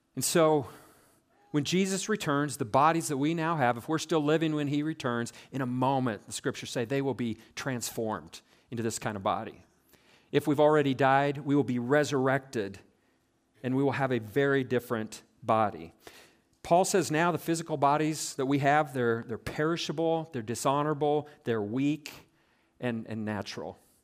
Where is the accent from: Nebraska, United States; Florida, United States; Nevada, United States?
Nebraska, United States; South Central; growing up in South Central Nebraska